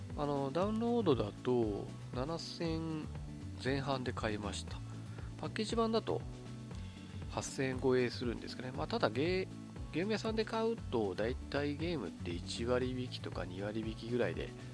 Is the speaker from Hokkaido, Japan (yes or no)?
yes; Kitami, Hokkaido, Japan; moved away as an adult; 私北海道の出身北海道の北見市という道東の方ですね出身